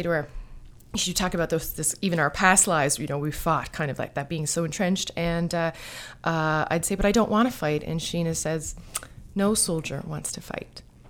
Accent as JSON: {"language": "English", "town": "St. John's", "region": "Newfoundland and Labrador", "country": "Canada", "tie": "born or raised there", "also_born_or_lived": "United States", "said": "I was born in St. John's, Newfoundland. I've lived here most of my life. I've also lived in the States and studied abroad"}